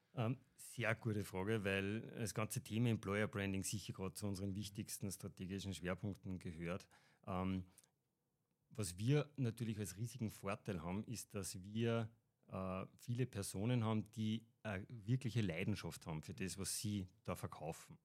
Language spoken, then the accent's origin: German; Upper Austria, Austria; bin aus Oberösterreich